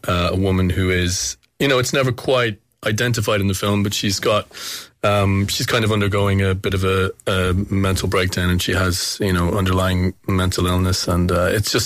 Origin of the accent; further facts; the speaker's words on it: Kilkenny, Leinster, Ireland; it was in my hometown